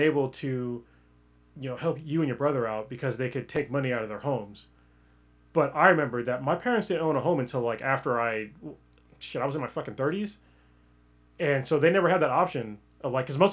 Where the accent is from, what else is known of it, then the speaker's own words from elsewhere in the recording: United States; All my cultural shit, it's all American.